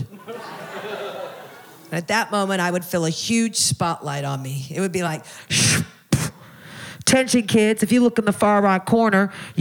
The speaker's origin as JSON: {"language": "English", "region": "Oklahoma", "country": "United States", "tie": "born or raised there", "said": "I grew up Jewish in Oklahoma."}